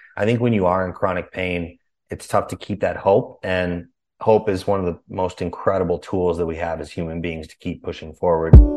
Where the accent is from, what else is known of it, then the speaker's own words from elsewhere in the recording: Chicago, Illinois, United States; also born or lived in California; now in Austin, United States; was born and raised in Chicago